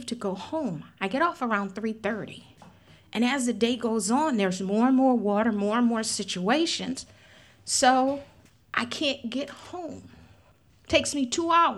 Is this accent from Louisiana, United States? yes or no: yes; New Orleans, Louisiana, United States; I have lived in New Orleans before I was born. My mom went through Betsy, and I'm considered a Betsy baby. I was born in October 1965.